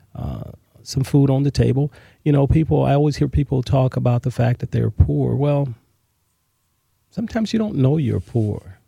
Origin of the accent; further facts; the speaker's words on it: Los Angeles, California, United States; also born or lived in Mobile, Alabama; We moved to Los Angeles, California, South Central Los Angeles, where, uh, where most of my growing up was done.